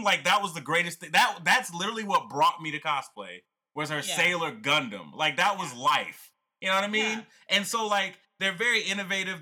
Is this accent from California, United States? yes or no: no; Atlanta, Georgia, United States; growing up in the South, you know, I'm from Atlanta, Georgia